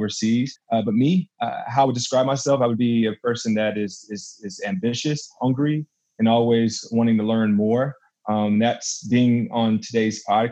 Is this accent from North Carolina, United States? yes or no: yes; Fayetteville, North Carolina, United States; moved away; I'm from Fayetteville, North Carolina originally. Love Carolina, Southern boy for sure